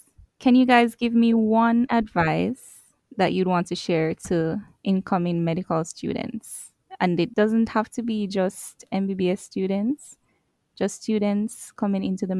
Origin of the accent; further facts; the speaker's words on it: Saint Catherine, Jamaica; For me, I was born in St. Catherine, Jamaica.